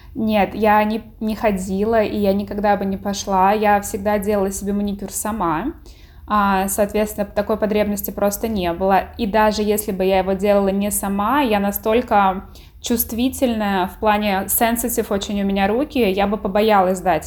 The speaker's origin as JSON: {"language": "Russian", "town": "Tver", "region": "Tver Oblast", "country": "Russia", "tie": "born or raised there", "moved": "as an adult", "lives_now": "United States", "said": "в моем родном городе таких перспектив особо не было"}